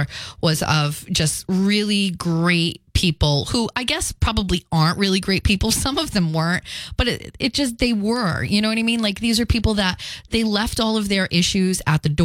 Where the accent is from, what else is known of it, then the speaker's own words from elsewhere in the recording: Fall River, Massachusetts, United States; also born or lived in Philadelphia; the Highlands, part of Fall River, where I grew up